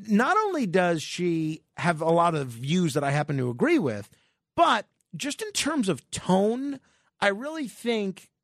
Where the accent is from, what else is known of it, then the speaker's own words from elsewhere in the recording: New York, United States; I'm a New Yorker through and through